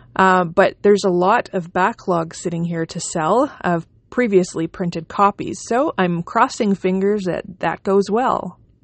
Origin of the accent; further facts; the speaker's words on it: Canada; also born or lived in Manitoba; I am a Canadian independent author